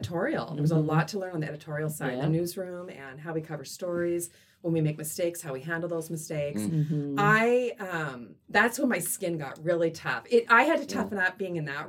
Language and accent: English; Silver Valley, Idaho, United States; also born or lived in Sault Ste. Marie, Michigan; I'm a Silver Valley girl, but I was born in Sault Ste. Marie, Michigan